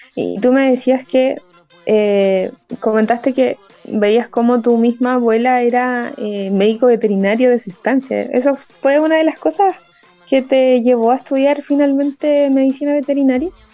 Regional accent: Concepción, Biobío, Chile; yo soy de Concepción

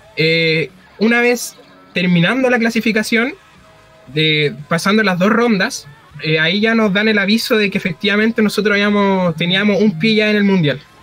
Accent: Penco, Biobío, Chile; soy de Penco.

